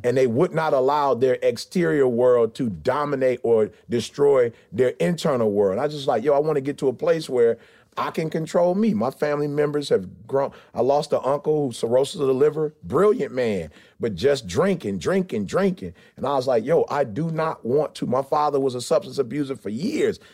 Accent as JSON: {"language": "English", "town": "Detroit", "region": "Michigan", "country": "United States", "tie": "born or raised there", "said": "I grew up in Motown"}